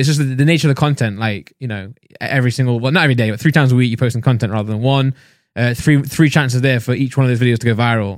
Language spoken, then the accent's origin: English; Nottingham, East Midlands, United Kingdom; I'm from Nottingham